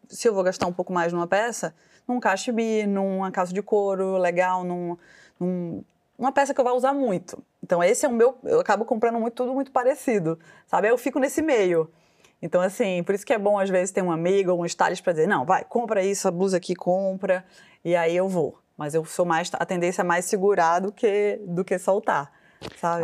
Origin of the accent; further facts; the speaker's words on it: Pernambuco, Brazil; now in São Paulo, Brazil; como toda pernambucana, né, orgulhosa